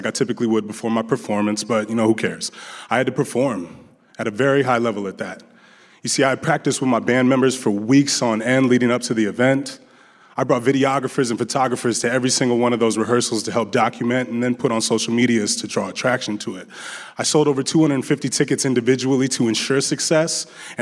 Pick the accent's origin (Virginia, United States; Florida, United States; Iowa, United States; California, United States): Iowa, United States; Des Moines; also born or lived in Las Vegas; I had a fairly simple life growing up in Des Moines.